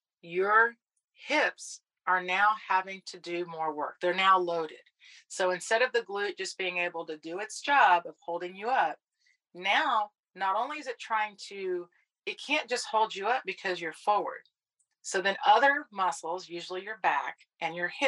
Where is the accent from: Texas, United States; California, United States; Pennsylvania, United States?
Texas, United States; accent: Texan; my Texan accent